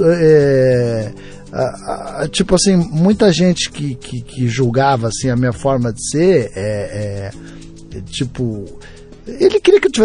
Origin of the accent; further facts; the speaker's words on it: Curitiba, Paraná, Brazil; pô, Rafinha, mas eu vim de Curitiba